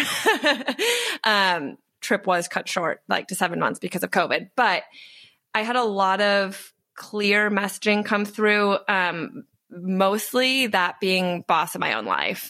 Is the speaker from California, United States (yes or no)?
no; Wisconsin, United States; moved away as an adult; also born or lived in Chicago; I grew up in Wisconsin